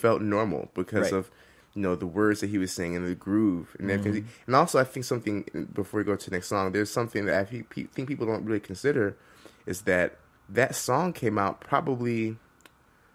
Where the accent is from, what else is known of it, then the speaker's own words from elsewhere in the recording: Detroit, Michigan, United States; I'm from Detroit, Michigan